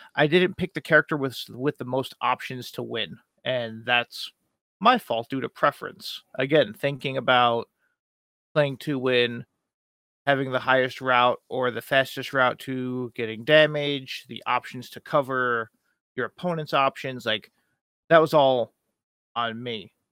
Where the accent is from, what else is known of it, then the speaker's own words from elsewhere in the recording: East Coast, United States; I'm from the East Coast